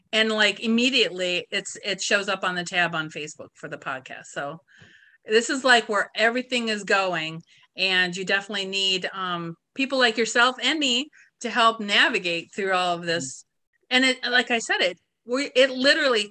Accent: Ashtabula County, Ohio, United States; moved away; I'm originally from Asheville County

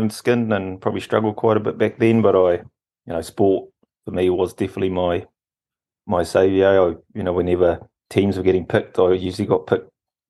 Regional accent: Rotorua, Bay of Plenty, New Zealand; I grew up in Rotorua

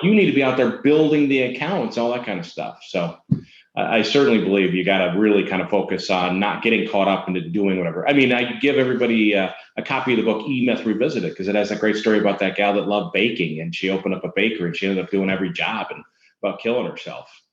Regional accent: Minnesota, United States; I'm from Minnesota

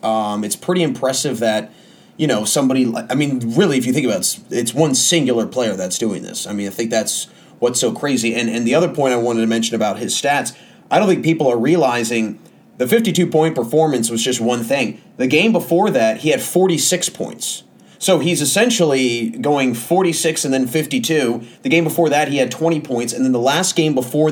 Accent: Washington, District of Columbia, United States; I'm from Washington, D.C.

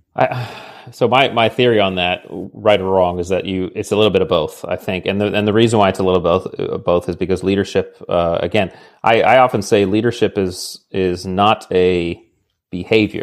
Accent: New England, Connecticut, United States; I grew up in New England in Connecticut

